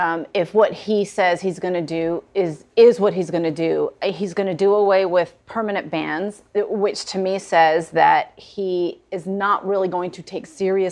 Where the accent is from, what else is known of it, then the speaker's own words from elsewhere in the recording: United States; as an American